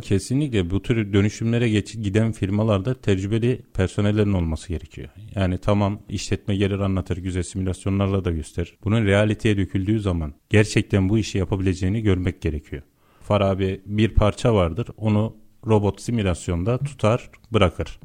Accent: Yozgat Province, Turkey; ben Yozgatlıyım.

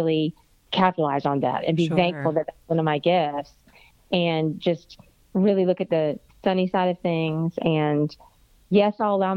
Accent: Florida, United States; moved away as an adult; now in Alabama, United States; I'm from Florida and I thought I was coming up here to Alabama, which was north to me

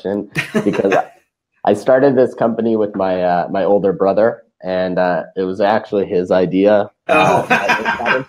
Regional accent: Toronto, Ontario, Canada; moved away; also born or lived in Costa Rica; So we're originally Canadian. We're from Toronto, Canada.

